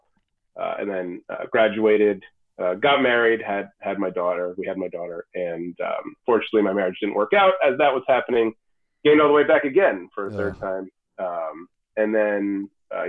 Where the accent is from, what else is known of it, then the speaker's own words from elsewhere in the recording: New York, United States; moved away as an adult; now in Massachusetts, United States; I grew up in New York, but I've been here for close to 20 years